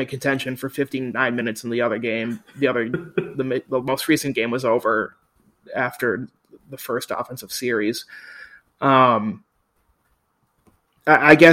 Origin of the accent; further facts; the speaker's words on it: Minnesota, United States; I'm from Minnesota